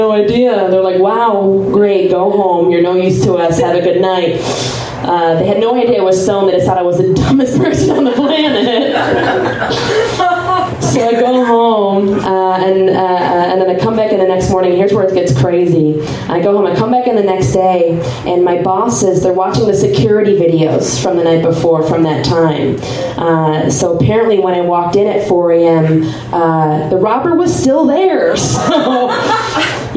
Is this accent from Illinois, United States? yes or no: yes; Chicago, Illinois, United States; now in Austin, United States; I'm from Chicago